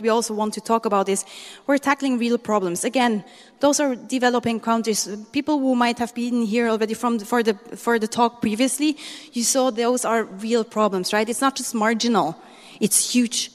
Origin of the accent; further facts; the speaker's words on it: Switzerland; moved away as an adult; now in Manila, Philippines; I'm half Swiss and half Filipino. So I grew up in Switzerland. 27 years long, I was there